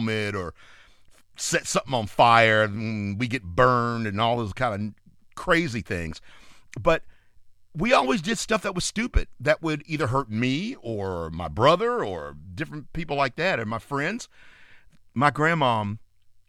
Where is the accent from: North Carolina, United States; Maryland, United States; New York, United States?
North Carolina, United States; my hometown area, the state of North Carolina